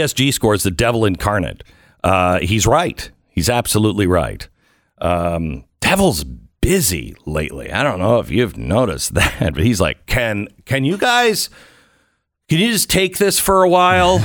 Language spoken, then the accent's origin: English; Texas, United States; as a Texan